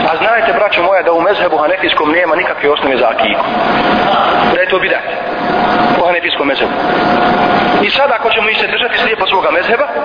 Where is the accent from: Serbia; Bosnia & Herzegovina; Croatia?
Bosnia & Herzegovina; ovdje kod nas u Bosni i Hercegovini.